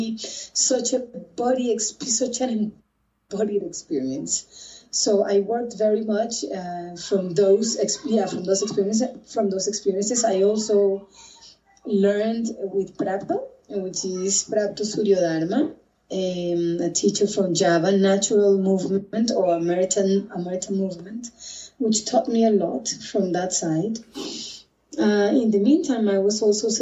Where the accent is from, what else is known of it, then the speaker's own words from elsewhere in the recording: Colombia; also born or lived in London, United Kingdom; now in Bogotá, Colombia; I am Colombian from South America